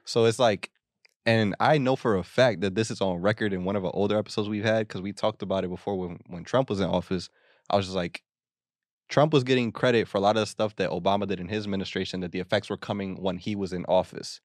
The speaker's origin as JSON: {"language": "English", "country": "United States", "said": "we're fucking American"}